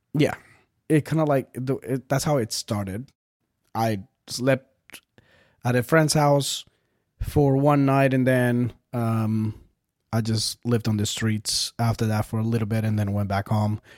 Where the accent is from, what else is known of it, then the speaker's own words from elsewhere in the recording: Bogotá, Colombia; moved away; I was born in Bogota, Colombia